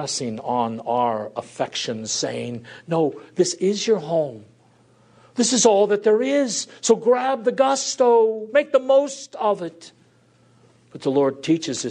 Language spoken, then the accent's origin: English; United States; I'm an American